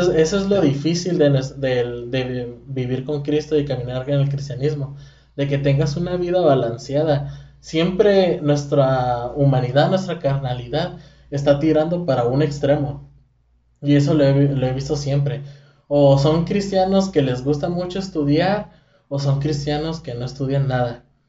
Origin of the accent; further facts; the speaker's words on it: Mexico; siendo mexicano